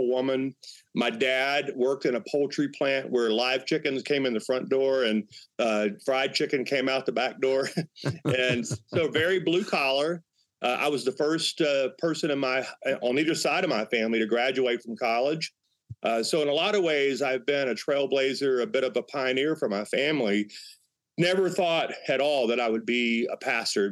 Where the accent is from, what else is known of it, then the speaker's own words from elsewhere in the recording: Northwest Louisiana, United States; now in Colorado, United States; growing up in Northwest Louisiana